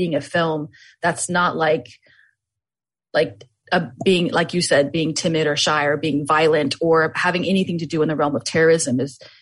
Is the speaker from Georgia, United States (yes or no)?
no; Florida panhandle, United States; I was born and raised in Florida